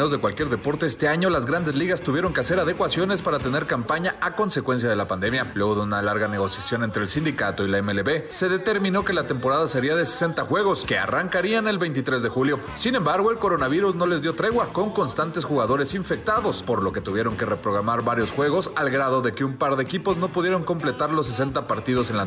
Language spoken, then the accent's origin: Spanish; Mexico; orgulloso, orgulloso de mi tierra, orgulloso por toda esta gente, que la verdad, el apoyo de México es un apoyo que es el que nos tiene aquí a mí, a Víctor.